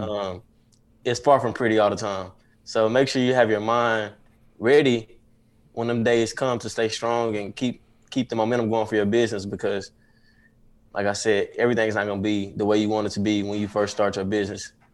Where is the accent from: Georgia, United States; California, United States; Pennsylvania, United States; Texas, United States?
Texas, United States; Dallas; I'm from Dallas, Texas